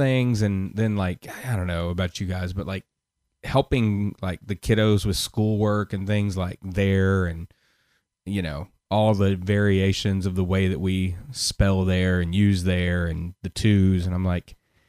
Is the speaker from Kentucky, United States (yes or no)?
yes; Kentucky, United States; also born or lived in Knoxville, Tennessee; I told them way North Tennessee instead of admitting that I was from Kentucky.